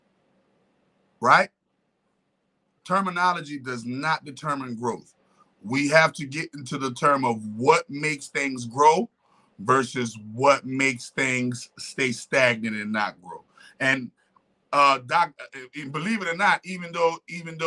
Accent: New Orleans, Louisiana, United States; my New Orleans roots

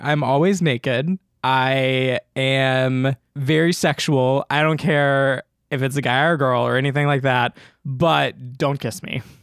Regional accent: the South, United States; I'm from the South

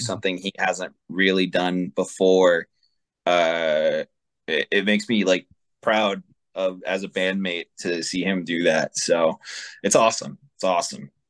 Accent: Las Vegas, Nevada, United States; I've lived other places, but I am born and raised here. Went to high school here.

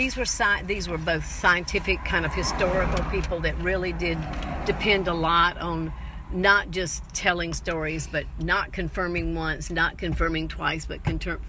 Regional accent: Charleston, South Carolina, United States; when I was growing up in Charleston

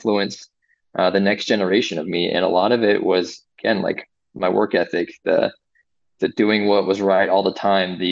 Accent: Phoenix, Arizona, United States; moved away as an adult; now in Fort Benning, United States; I am from Phoenix, Arizona.

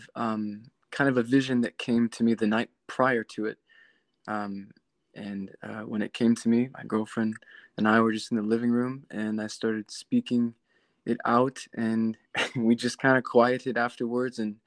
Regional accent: South Texas, United States; moved away as an adult; now in Nashville, United States; I'm actually from South Texas.

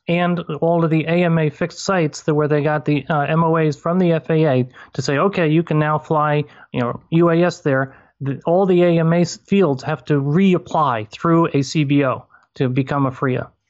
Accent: New York, United States; also born or lived in moved 9 times; we've moved 9 times, but I'm back in my hometown after 28 years. And so it was in a field in this hometown in upstate New York.

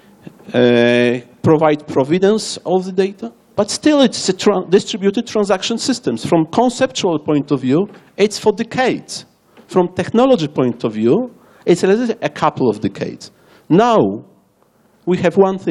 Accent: Warsaw, Masovian Voivodeship, Poland; English is a second language; I am from Warsaw, Poland.

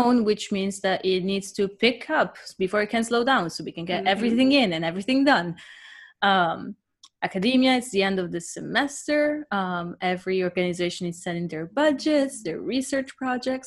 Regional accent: Italy; moved away; growing up in Italy, a lot of our holidays

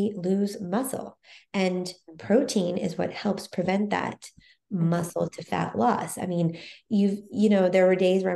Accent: Texas, United States; now in New York, United States; I grew up in Texas, where everything was, you know, bigger

